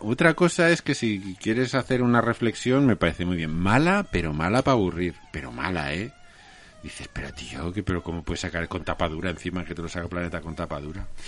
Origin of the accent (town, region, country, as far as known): Huesca, Aragon, Spain